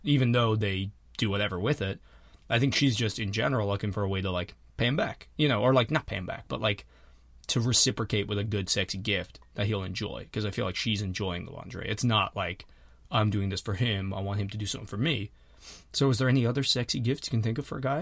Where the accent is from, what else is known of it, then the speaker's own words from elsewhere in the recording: Ireland; moved away; I'm from Harlem